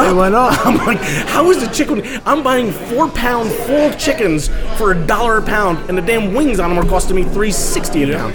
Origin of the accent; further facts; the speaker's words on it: Hudson Valley, New York, United States; I grew up in the Hudson Valley